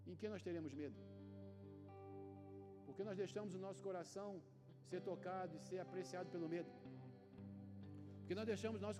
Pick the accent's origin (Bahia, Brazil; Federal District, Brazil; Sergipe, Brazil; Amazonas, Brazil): Amazonas, Brazil; Manaus; moved away; Eu saí de Manaus, namorava em Manaus, minha esposa né, me ensinou que nós somos do norte. E eu vim para o Rio de Janeiro numa sexta.